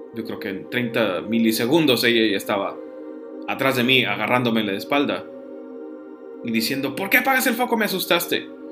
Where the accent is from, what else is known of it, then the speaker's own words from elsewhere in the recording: Piedras Negras, Coahuila, Mexico; moved away as an adult; also born or lived in Saltillo; now in Monterrey, Mexico; yo he vivido en la ciudad de Saltillo, en la ciudad de Pedres Negras, de donde, de donde yo soy, donde viví alrededor de 20 años